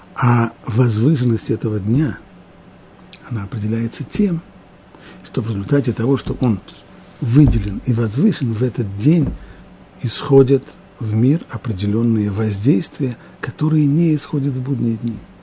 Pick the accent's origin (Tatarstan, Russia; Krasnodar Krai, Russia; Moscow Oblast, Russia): Moscow Oblast, Russia; near Moscow; В детстве я жил под Москвой